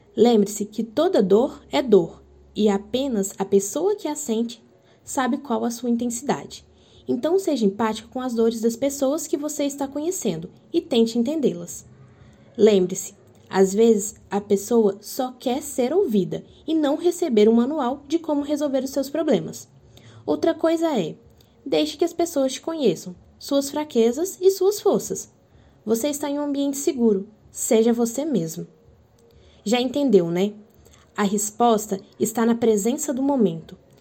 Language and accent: Portuguese; Minas Gerais, Brazil; now in Campo Grande, Brazil; eu sou mineira